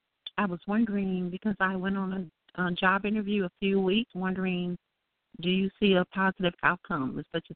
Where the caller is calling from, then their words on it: Illinois, United States; I'm calling from Illinois.